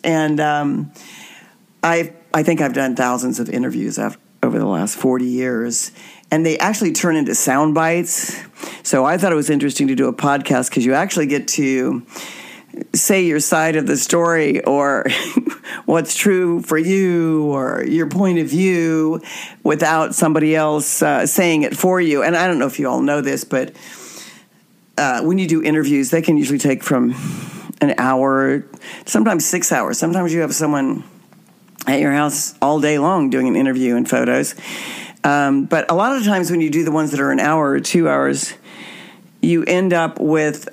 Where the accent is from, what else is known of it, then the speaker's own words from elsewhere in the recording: Wichita, Kansas, United States; my hometown of Wichita, Kansas